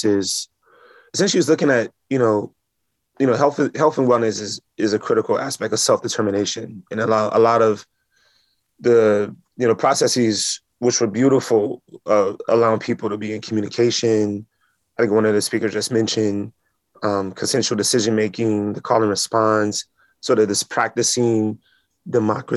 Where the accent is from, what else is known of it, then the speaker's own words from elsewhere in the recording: Chicago, Illinois, United States; now in Oakland, United States; I'm from Chicago originally